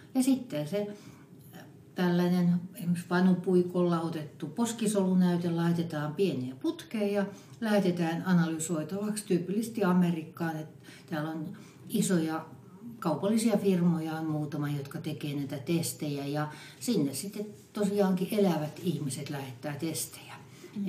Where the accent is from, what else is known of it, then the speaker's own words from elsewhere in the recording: Western Finland, Finland; mä olen länsisuomalainen